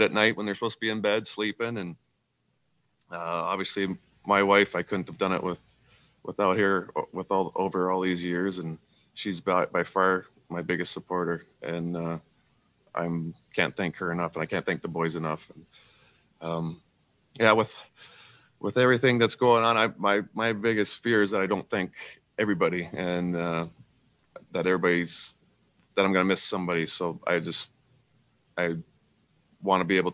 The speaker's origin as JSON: {"language": "English", "region": "Saskatchewan", "country": "Canada", "tie": "born or raised there", "moved": "yes", "said": "being from a small town, small farm boy from Saskatchewan"}